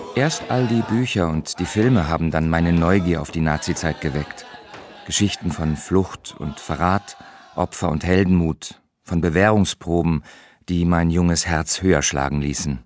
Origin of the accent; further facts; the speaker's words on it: Berlin, Germany; In meiner Kindheit im Ostberlin der 60er Jahre